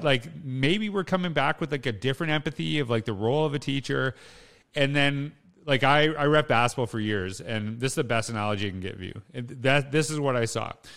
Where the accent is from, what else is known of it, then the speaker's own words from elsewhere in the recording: Humboldt, Saskatchewan, Canada; I grew up in Humboldt, Saskatchewan.